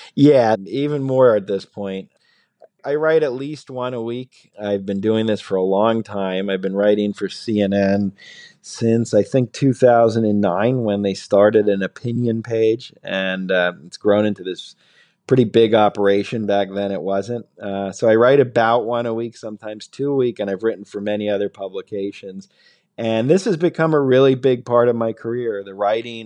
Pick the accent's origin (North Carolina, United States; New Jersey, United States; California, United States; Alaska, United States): New Jersey, United States; I grew up in New Jersey